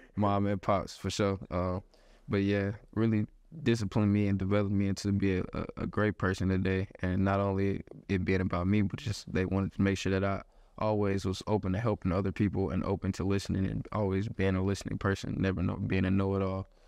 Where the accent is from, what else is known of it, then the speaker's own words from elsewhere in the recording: Houston, Texas, United States; moved away; born, born and raised in Houston, Texas